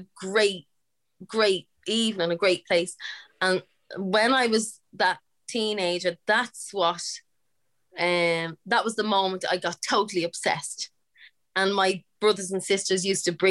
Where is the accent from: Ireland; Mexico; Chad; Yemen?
Ireland; Dublin, Leinster; born or raised there